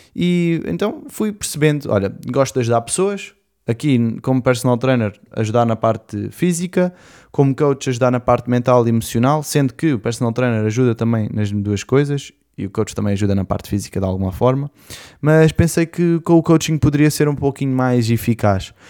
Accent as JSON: {"language": "Portuguese", "town": "Portimão", "region": "Algarve", "country": "Portugal", "tie": "born or raised there", "also_born_or_lived": "Lisbon", "said": "eu nasci em Lisboa, depois com mais ou menos dois anos eu vim para Portimão, onde eu fiz cá toda a minha escola e a minha adolescência"}